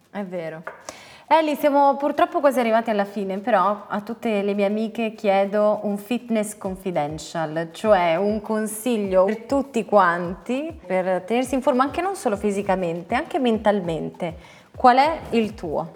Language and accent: Italian; Sicily, Italy; Sono siciliana